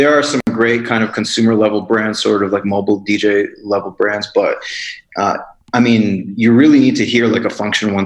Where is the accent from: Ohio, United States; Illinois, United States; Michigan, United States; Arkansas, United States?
Illinois, United States; Chicago; I grew up in Chicago